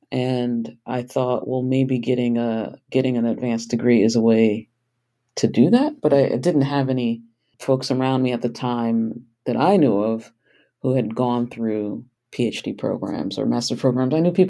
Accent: Manhattan, New York, United States; born there; also born or lived in Columbus; My older brother was born in the Bronx in 74, and then I was born in Manhattan in 76. And so when we moved to Columbus, we left behind so much of our extended family

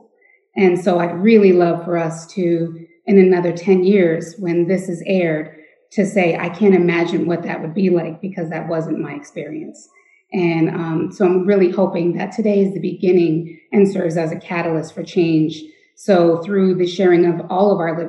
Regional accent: Lewiston, Maine, United States; I was born and raised in Lewiston, Maine, where I still reside today.

